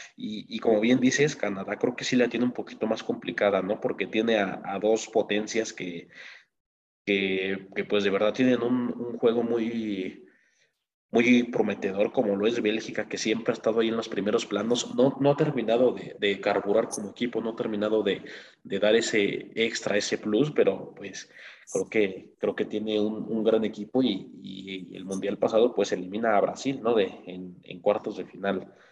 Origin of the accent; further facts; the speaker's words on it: Mexico; uno como mexicano